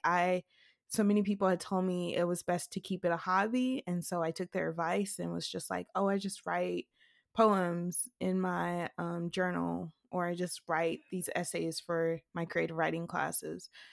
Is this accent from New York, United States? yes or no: no; Mississippi, United States; I never imagined writing outside of Mississippi